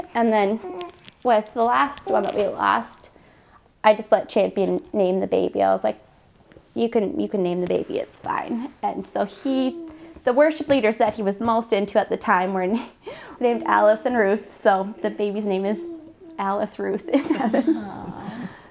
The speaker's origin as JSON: {"language": "English", "country": "Canada", "moved": "yes", "said": "I'm Canadian, so we go up to Canada to visit my family for Canadian Thanksgiving"}